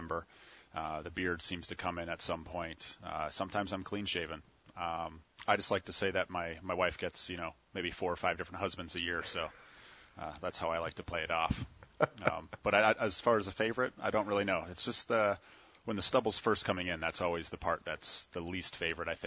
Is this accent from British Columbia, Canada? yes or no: no; Port Dover, Ontario, Canada; moved away; My first pitching coach in the hometown of Port Dover, where I grew up, Port Dover, Ontario